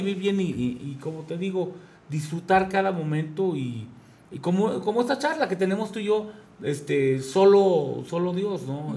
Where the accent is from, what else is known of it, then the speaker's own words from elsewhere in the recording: Querétaro, Mexico; yo soy queretano